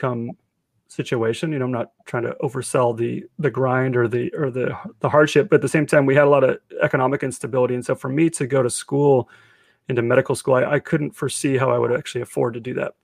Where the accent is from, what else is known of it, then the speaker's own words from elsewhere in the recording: Redmond, Washington, United States; also born or lived in Atlanta, Georgia; I grew up in Redmond, and my parents, we moved here from Atlanta